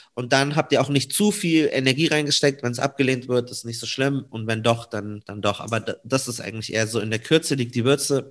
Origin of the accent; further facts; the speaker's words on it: Munich, Bavaria, Germany; komme äh, gebürtig aus München.